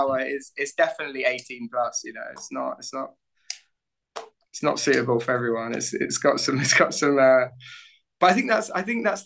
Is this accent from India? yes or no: no; United Kingdom; now in Barcelona, Spain; I'm from the suburbs of London